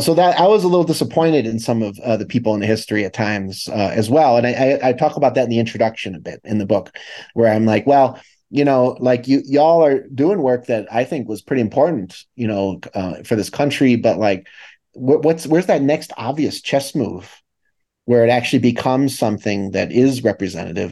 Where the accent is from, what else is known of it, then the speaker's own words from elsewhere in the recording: Chicago, Illinois, United States; I'm from the Midwest, I'm from Chicago